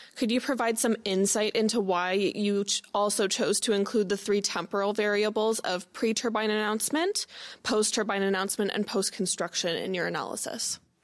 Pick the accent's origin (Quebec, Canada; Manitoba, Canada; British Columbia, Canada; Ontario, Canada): Ontario, Canada; Windsor; I'm from Windsor, Essex